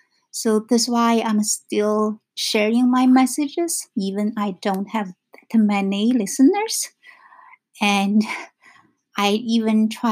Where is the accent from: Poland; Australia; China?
China; English is a second language; moved away as an adult; Because for me, like I said, I came from China in 1996. So totally we have different cultures.